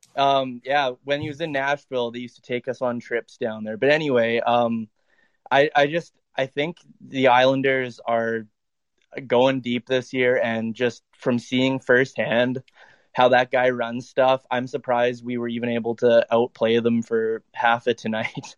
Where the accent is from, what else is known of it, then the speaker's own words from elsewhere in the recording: Dauphin, Manitoba, Canada; now in Winnipeg, Canada; So I live in Winnipeg. I grew up in Dauphin, Manitoba